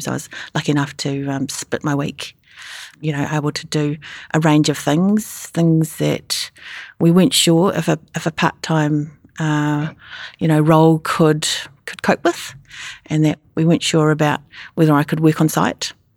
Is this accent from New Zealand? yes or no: yes; New Zealand; moved away; also born or lived in Sydney; I'm a Kiwi